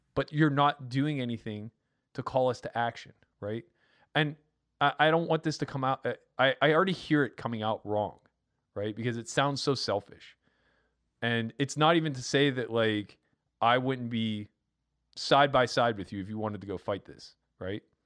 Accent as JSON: {"language": "English", "region": "Pennsylvania", "country": "United States", "said": "I'm from Pennsylvania"}